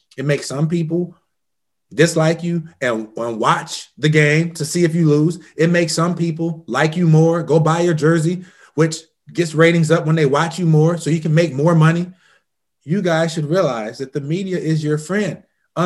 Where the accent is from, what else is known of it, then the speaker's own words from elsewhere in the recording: Indiana, United States; I'm from Indiana